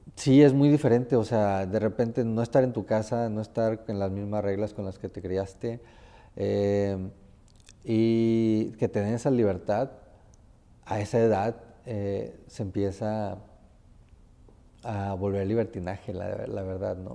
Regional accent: Tempoal, Veracruz, Mexico; moved away; yo soy de un pueblo, soy de un pueblo que se llama Tempal, Veracruz

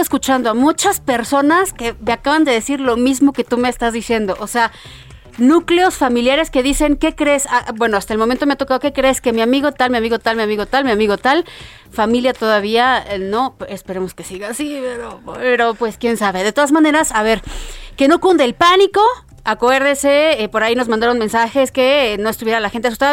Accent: Mexico

